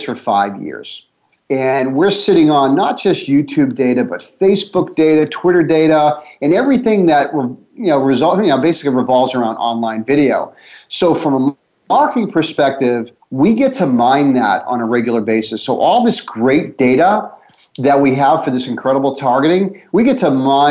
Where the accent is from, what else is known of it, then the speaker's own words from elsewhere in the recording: Boston, Massachusetts, United States; I'm from Boston